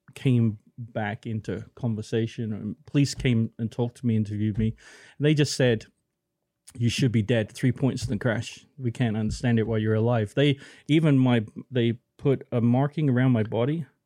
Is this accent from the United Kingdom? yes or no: yes; Plymouth, South West England, United Kingdom; moved away; I was born in Plymouth